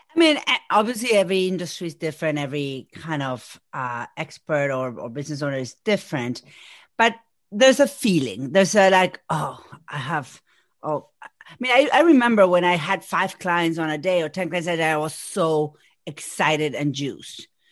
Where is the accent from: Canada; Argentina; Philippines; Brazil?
Argentina; first language Spanish; English is a second language; moved away as an adult; now in Massachusetts, United States; I'm from Argentina. Spanish is my first language, but I have been here in Massachusetts for over 20 years.